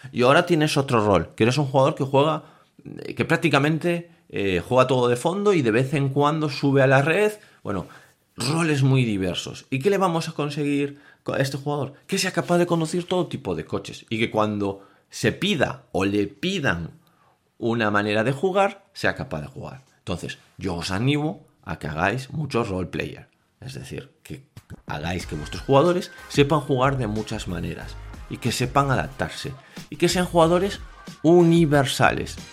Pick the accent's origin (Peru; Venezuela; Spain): Spain; Vigo, Galicia; yo soy de Vigo